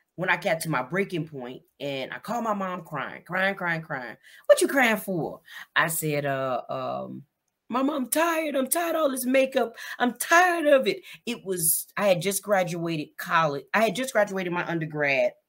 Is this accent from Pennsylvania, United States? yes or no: no; Gary, Indiana, United States; moved away as an adult; also born or lived in Tennessee; now in Baltimore, United States; I'm originally from Gary, Indiana. Uh, I was born and raised Gary, Indiana